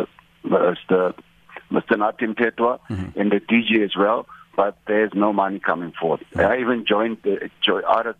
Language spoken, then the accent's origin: English; Kimberley, Northern Cape, South Africa; I'm from Northern Cape, from Kimberley